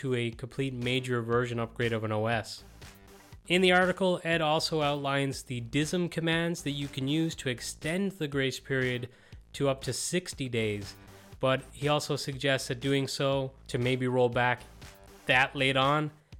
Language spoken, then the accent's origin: English; Ireland; As an Irish techie